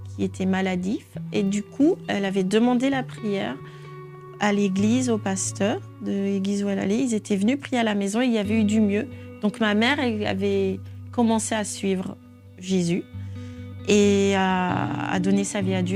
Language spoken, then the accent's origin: French; Niger; je suis originaire du Niger, un pays d'Afrique de l'Ouest euh, j'ai grandi dans une famille aimante, attentionnée.